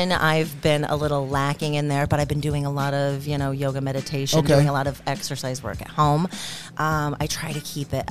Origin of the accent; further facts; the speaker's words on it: Indiana, United States; moved away; I'm from Indiana.